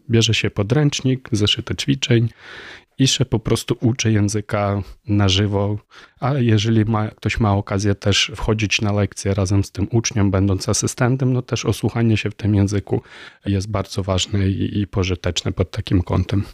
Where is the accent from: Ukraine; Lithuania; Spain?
Ukraine; first language Ukrainian; Polish is a second language; now in Warsaw, Poland; ukraiński jest moim ojczystym językiem